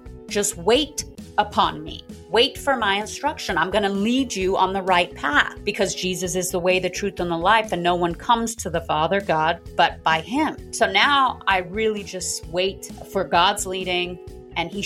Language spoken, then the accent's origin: English; South Africa; moved away; I'm originally from South Africa